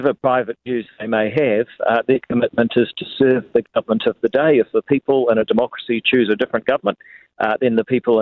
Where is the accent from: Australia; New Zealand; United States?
New Zealand; as a New Zealander